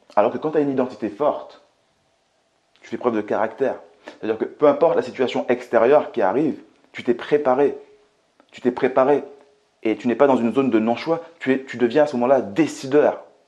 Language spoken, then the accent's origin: French; Martinique; now in France; je viens tout simplement de la Martinique, que j'ai grandi euh, dans un quartier qui était très très très populaire